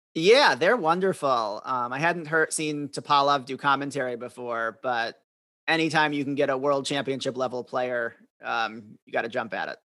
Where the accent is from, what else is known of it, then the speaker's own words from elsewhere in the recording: Madison, Wisconsin, United States; I grew up in Madison, Wisconsin